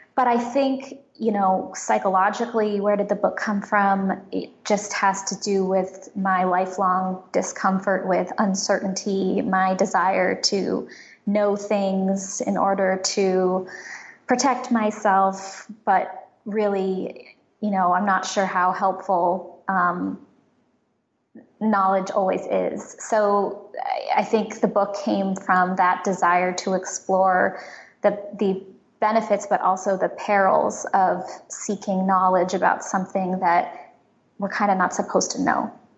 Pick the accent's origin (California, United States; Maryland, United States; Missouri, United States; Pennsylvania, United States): California, United States; San Francisco; I grew up in San Francisco